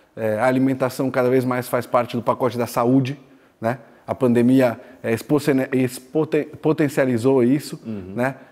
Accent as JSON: {"language": "Portuguese", "town": "Araraquara", "region": "São Paulo", "country": "Brazil", "tie": "born or raised there", "also_born_or_lived": "São Carlos / India / China", "said": "sou natural de Araraquara, estudei em São Carlos"}